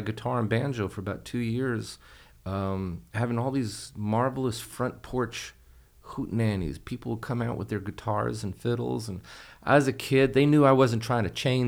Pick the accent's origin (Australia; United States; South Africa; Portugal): United States; Hudson Valley, New York; moved away as an adult; also born or lived in Laredo, Texas; I grew up in New York. Please don't hold that against me. I was living along the Hudson Valley in New York